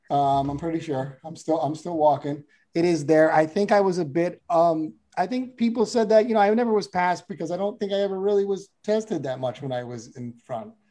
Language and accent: English; Connecticut, United States; I think I said I was from Connecticut, and they assumed I was from like the rich part, where I'm oh, from the poor part.